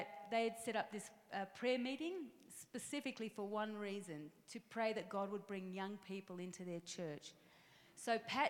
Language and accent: English; Melbourne, Victoria, Australia; accent: Australian; downtown Melbourne in Australia, which is where my accent is from